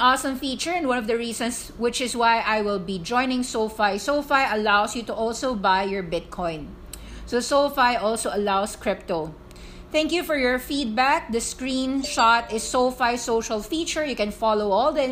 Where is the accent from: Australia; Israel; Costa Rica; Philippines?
Philippines; I'm Filipino. I'm not American.